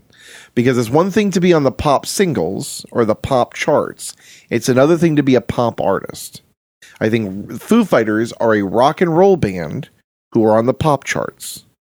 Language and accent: English; London, United Kingdom; I'm from London. I'm from Britain.